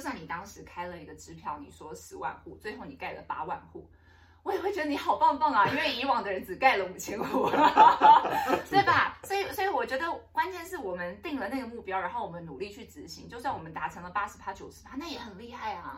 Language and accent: Chinese; Taipei, Taiwan; 我从小也在大安那个文山区长大，我是景美人